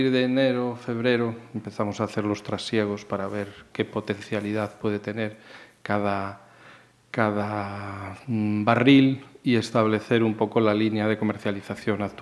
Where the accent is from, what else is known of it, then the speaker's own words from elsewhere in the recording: Salamanca, Castile and León, Spain; now in Galicia, Spain; yo soy salamantino, soy de Salamanca, aunque muy bien afincado ya aquí desde hace muchos años en Galicia. Soy un gallego más, ¿no?